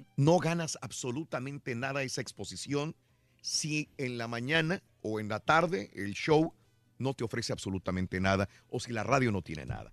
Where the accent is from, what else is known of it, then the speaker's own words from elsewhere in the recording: Mexico; cómo somos los mexicanos